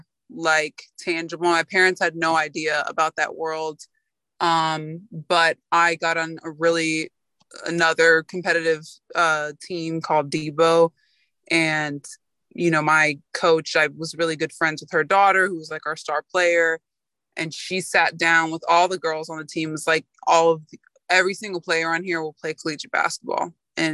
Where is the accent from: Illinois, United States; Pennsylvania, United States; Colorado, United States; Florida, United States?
Florida, United States; moved away as an adult; also born or lived in New York; I'm from Florida. I went to New York. I had never lived away from home